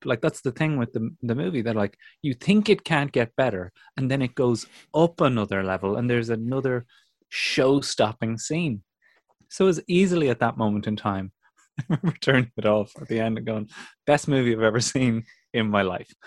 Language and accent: English; County Kildare, Ireland; growing up in Kildare on the windswept Curra